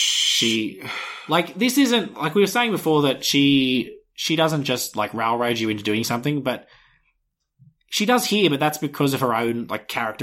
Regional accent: Australia; We're Australian.

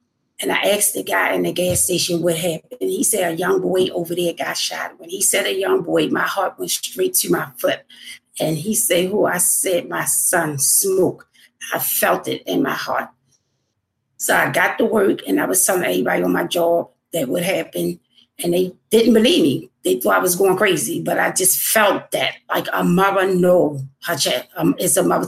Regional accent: Baltimore, Maryland, United States; I'm from Baltimore, Maryland.

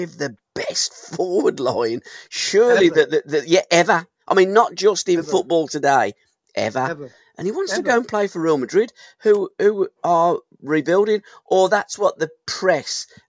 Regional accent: Kingshurst, West Midlands, United Kingdom; now in Bartley Green, United Kingdom; I'm from Kingshurst and Chamsley Wood.

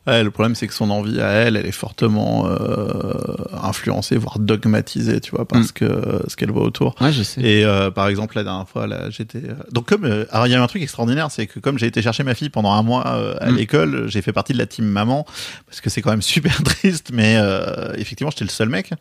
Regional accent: Bordeaux, Nouvelle-Aquitaine, France; accent: bordelais; j'ai un accent bordelais

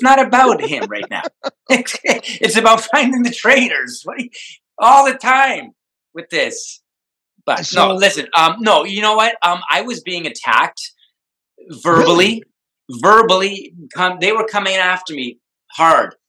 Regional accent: Hamilton, Ontario, Canada; I'm from Hamilton.

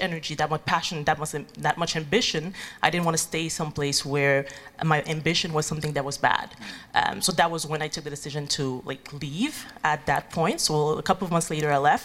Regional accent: Haiti; moved away as an adult; now in Montreal, Canada; I'm originally from Haiti

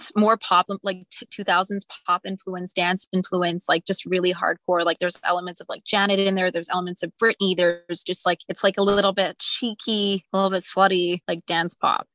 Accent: Montreal, Quebec, Canada; I'm from Montreal. I grew up in a really musical household

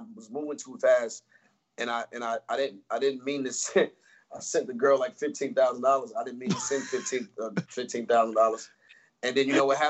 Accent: Atlanta, Georgia, United States; I'm from Atlanta.

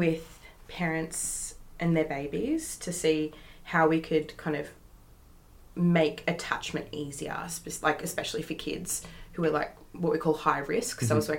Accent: New South Wales, Australia; now in Western Australia, Australia; I've got some on the other side of the country because I'm from New South Wales.

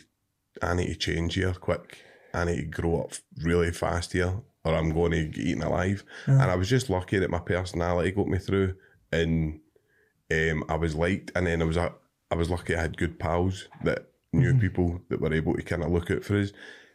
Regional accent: Cumbernauld, Scotland, United Kingdom; and I grew up in Cumbernauld.

